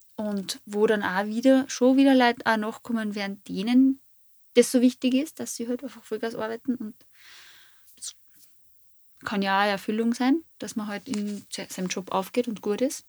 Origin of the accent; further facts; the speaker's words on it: Fischbach, Styria, Austria; Fischbach ist, wo ich her bin.